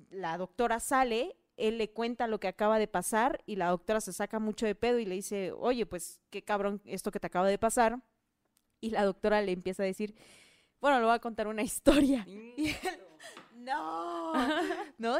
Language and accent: Spanish; Oaxaca, Mexico; born or raised there; moved away